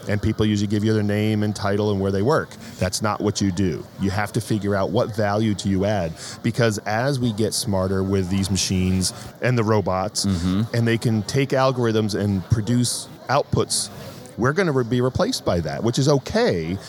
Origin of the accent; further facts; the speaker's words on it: New England, United States; moved away; also born or lived in Northern Virginia; My wife and I grew up in New England